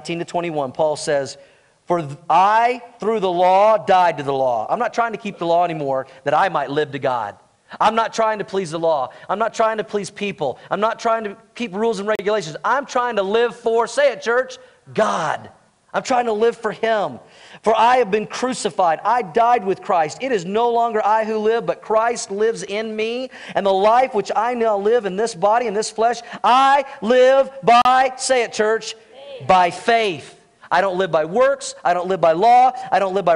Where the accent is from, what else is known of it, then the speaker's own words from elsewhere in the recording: United States; I'm American